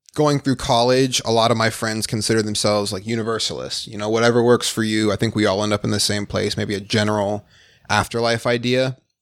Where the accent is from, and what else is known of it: Phoenix, Arizona, United States; born or raised there; also born or lived in Detroit, Michigan